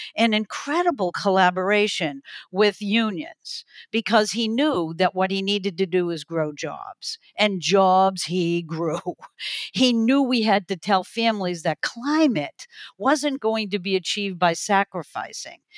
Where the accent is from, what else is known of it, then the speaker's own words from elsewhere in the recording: New England, United States; a kid growing up in New England